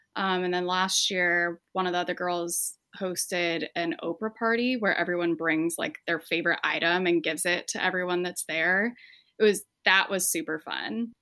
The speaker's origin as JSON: {"language": "English", "town": "Spokane", "region": "Washington", "country": "United States", "moved": "as an adult", "lives_now": "Detroit, United States", "said": "we're from eastern Washington, so, like, right next to Idaho. We're actually from Spokane"}